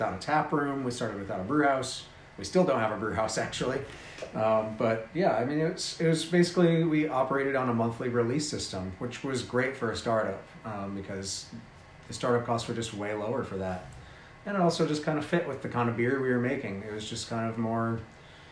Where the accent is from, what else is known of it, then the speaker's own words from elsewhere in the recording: Holland, Michigan, United States; I'm from like Holland, Grand Rapids area